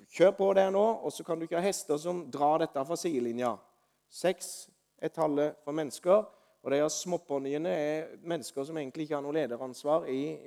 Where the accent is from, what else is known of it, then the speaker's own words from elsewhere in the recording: Osedalen, Agder, Norway; i Osedalen, der jeg vokste opp. I leiligheten der jeg vokste opp som gutt.